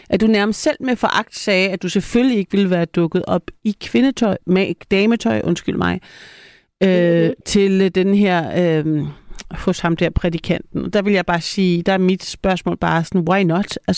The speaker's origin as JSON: {"language": "Danish", "town": "Copenhagen", "region": "Capital Region", "country": "Denmark", "said": "Er fra Nørrebro, by the way."}